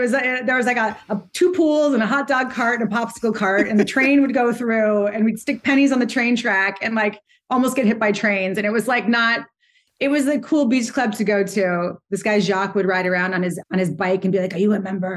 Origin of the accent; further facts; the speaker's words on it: Montecito, California, United States; now in New York City, United States; I grew up in Montecito